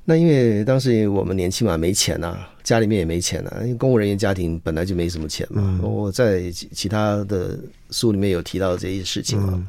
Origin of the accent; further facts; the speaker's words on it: Chiayi, Taiwan; 我是嘉义人，我是学电子工程的。